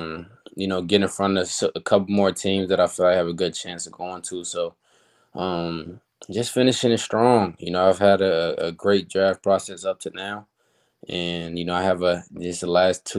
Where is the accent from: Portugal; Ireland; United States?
United States; New Jersey; my hometown, New Jersey